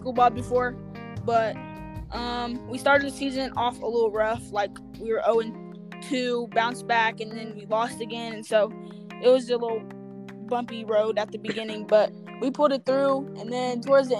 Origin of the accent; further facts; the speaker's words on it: Kansas City, Missouri, United States; I'm from Kansas City, Missouri.